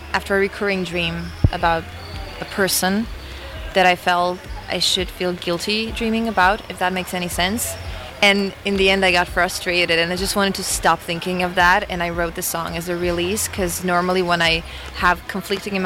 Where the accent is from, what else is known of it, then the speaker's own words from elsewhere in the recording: Croatia; us Croatians